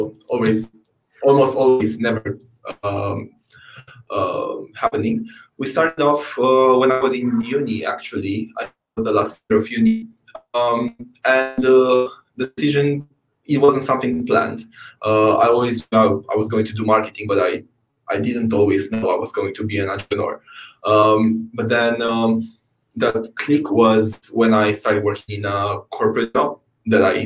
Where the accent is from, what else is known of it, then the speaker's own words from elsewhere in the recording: Romania; now in United Kingdom; my home country, Romania